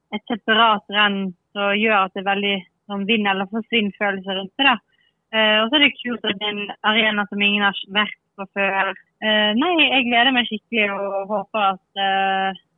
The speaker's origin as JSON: {"language": "Norwegian", "town": "Bergen", "region": "Vestland", "country": "Norway", "moved": "yes", "said": "jeg er fra Bergen ennå"}